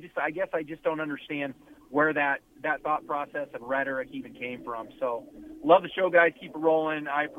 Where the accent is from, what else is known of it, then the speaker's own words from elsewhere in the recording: Kansas City, Missouri, United States; I grew up in Kansas City.